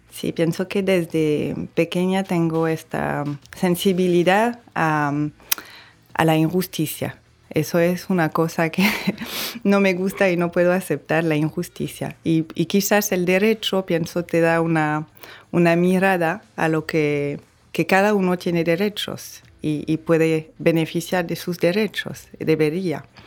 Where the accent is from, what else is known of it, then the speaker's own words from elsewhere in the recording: Bordeaux, Nouvelle-Aquitaine, France; accent: French; Spanish is a second language; moved away as an adult; now in Dominican Republic; nací en Burdeos, en Francia